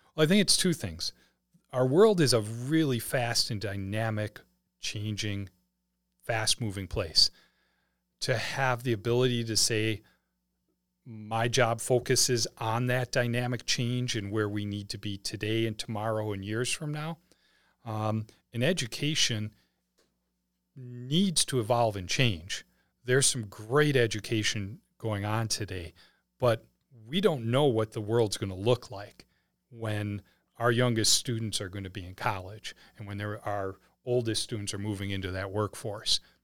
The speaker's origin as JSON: {"language": "English", "region": "Wisconsin", "country": "United States", "tie": "born or raised there", "moved": "as an adult", "lives_now": "St. Charles, United States", "said": "we had lived in Wisconsin for most of our lives, all of our lives before we moved here"}